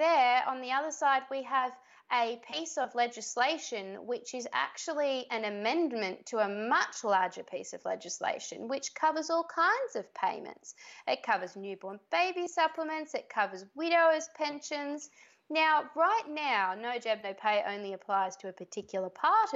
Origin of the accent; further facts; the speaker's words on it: Australia; I was born in Australia